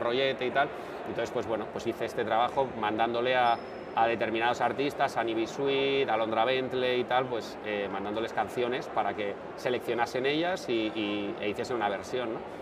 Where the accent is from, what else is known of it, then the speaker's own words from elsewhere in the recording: San Sebastián, Basque Country, Spain; also born or lived in Bilbao / Navarre; yo soy de San Sebastián